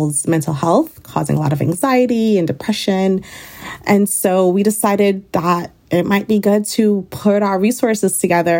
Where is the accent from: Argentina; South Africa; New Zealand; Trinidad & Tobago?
Trinidad & Tobago; now in Oahu, United States; I'm a girl from the Caribbean. I was born in Trinidad and Tobago.